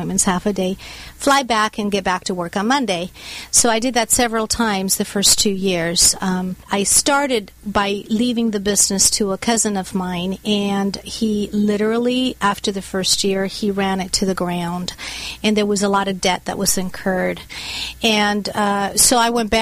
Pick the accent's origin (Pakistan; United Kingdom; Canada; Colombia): Colombia; Bogotá; now in United States; I was born and raised in Bogota, Colombia, in South America.